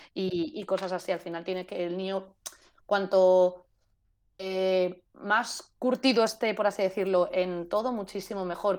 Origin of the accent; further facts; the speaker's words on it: Spain; moved away; como buena española